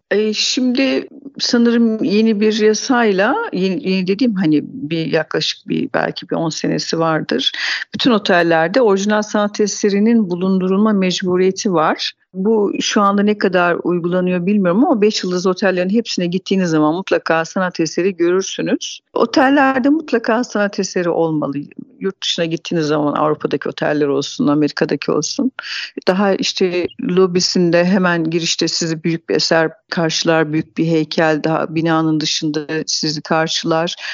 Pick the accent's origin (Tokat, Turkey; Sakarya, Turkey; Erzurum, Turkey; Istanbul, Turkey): Tokat, Turkey; 1970 Tokat doğumluyum.